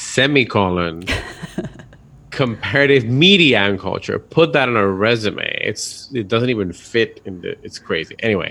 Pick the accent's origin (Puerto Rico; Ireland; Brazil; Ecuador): Puerto Rico; San Juan; accent: Puerto Rico; I am from San Juan, Puerto Rico.